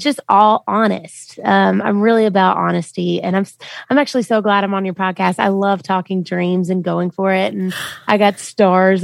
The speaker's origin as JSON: {"language": "English", "town": "Memphis", "region": "Tennessee", "country": "United States", "tie": "born or raised there", "also_born_or_lived": "Millington, Tennessee", "moved": "as an adult", "lives_now": "Nashville, United States", "said": "I'm from Memphis, Tennessee, and I came to Nashville to be a country music singer."}